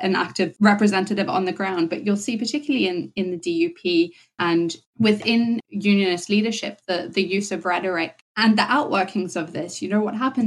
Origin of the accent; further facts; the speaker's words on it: Zimbabwe; now in Northern Ireland, United Kingdom; I was born in Zimbabwe, grew up in Zimbabwe. When I moved here, I moved to a loyalist housing estate